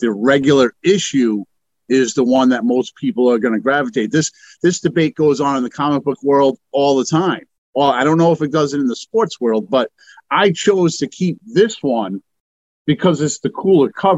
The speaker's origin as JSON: {"language": "English", "region": "Massachusetts", "country": "United States", "said": "I'm from Massachusetts myself, big Boston fan."}